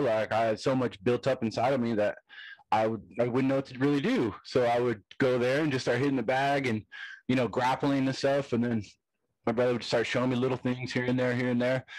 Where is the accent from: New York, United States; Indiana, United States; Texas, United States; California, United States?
California, United States; Hesperia; I'm from Stony Brook, I'm from Hesperia